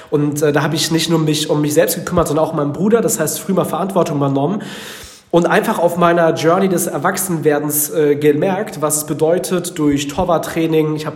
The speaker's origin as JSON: {"language": "German", "town": "Frankfurt", "region": "Hesse", "country": "Germany", "tie": "born or raised there", "also_born_or_lived": "Northern Germany", "said": "weil ich komme aus dem Norden, aus einem äh, wirklichen Bauerndorf in Deutschland, wenn meine Eltern sich nicht getrennt hätten, wenn die nach Hessen gezogen wären damals und ich nicht äh, in Frankfurt der Skyline so ungefähr aufgewachsen wäre"}